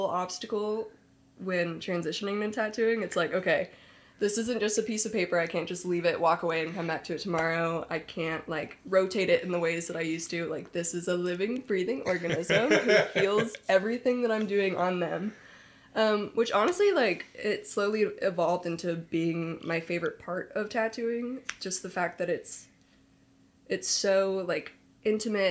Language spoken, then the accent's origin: English; Knoxville, Tennessee, United States; also born or lived in Nashville, Tennessee; I was born and raised in Knoxville, Tennessee